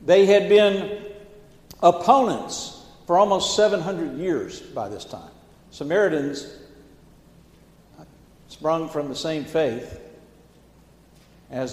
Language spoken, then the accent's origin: English; the South, United States; I grew up in the South